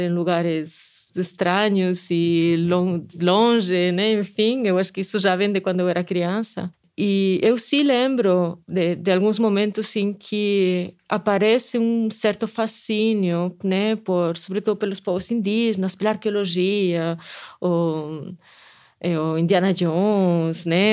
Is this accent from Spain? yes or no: yes; Spain; accent: Spanish; Portuguese is a second language; moved away as an adult; also born or lived in Canada; now in Brazil; eu sou espanhola, dá para perceber pelo sotaque, né? Que eu não sou daqui